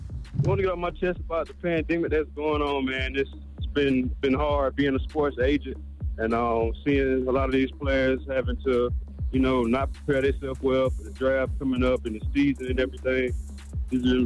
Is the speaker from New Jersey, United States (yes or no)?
no; Florence, South Carolina, United States; Yeah, I'm from Florence, South Carolina.